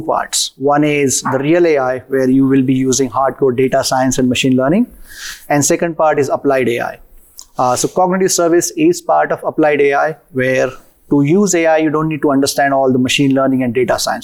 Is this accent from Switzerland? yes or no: no; India; moved away as an adult; now in United States; Was born and raised in India